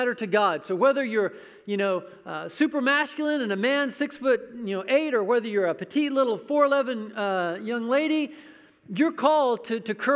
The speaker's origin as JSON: {"language": "English", "country": "United States", "said": "I'm an American"}